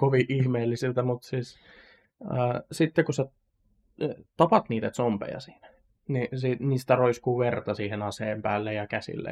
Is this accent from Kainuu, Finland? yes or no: no; Satakunta, Finland; satakuntalaisen nörtin